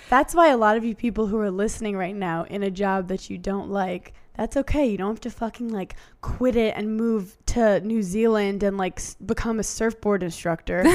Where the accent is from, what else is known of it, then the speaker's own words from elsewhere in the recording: New York, United States; I'm from New York